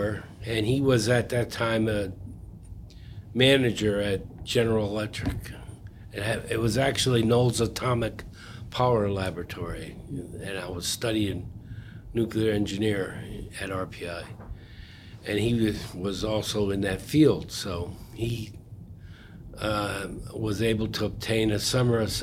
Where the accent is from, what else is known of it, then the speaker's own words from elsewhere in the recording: Troy, New York, United States; I grew up in Troy, New York